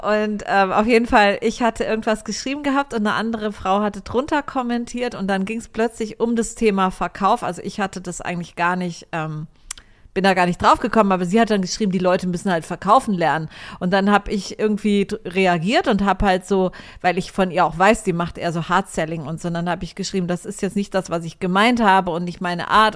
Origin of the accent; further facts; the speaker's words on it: Germany; now in Cyprus; als Deutscher